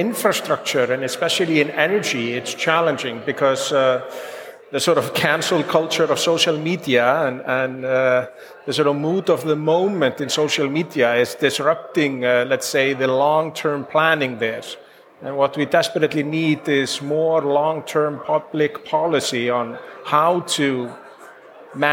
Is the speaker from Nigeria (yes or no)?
no; Iceland; moved away as an adult; also born or lived in New York / London / Zurich; I'm from Iceland